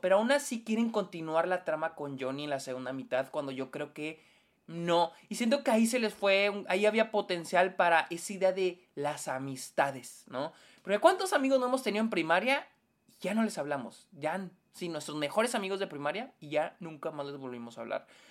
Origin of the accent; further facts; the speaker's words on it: Mexico; nosotros como mexicanos